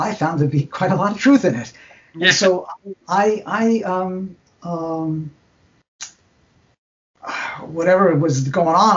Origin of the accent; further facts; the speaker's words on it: New York and Long Island, United States; moved away as an adult; also born or lived in California; I grew up in New York and Long Island, and then went to Hopkins.